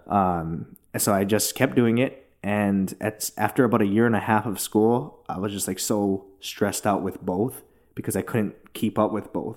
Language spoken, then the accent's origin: English; Hilo, Hawaii, United States; now in Los Angeles, United States; I grew up in Hilo, Hawaii, super small town on the Big Island